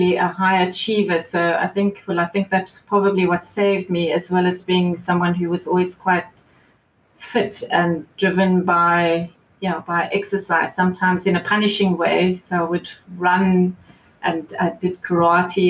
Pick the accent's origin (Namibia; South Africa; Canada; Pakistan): South Africa; Johannesburg, Gauteng; moved away as an adult; now in Cape Town, South Africa; I grew up in Joburg